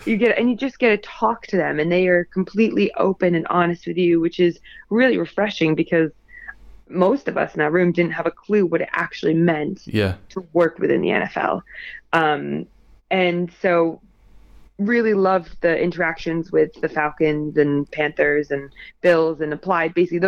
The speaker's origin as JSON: {"language": "English", "country": "United Kingdom", "said": "Being female, being British, all of that good stuff goes towards it."}